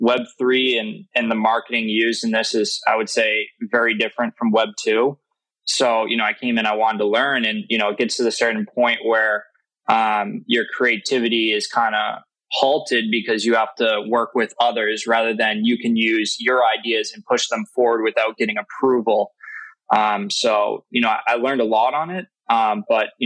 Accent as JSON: {"language": "English", "region": "Massachusetts", "country": "United States", "said": "I'm from New England. I'm from Massachusetts."}